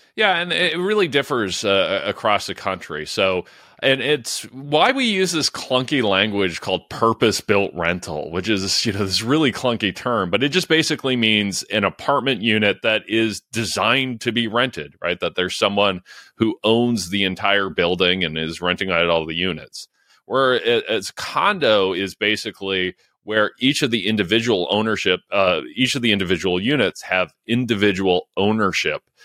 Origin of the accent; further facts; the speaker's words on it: London, Ontario, Canada; my hometown of London, Ontario